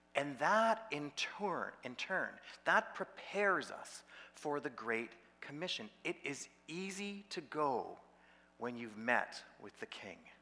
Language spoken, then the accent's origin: English; Peterborough, Ontario, Canada; I, was in Peterborough, that was my hometown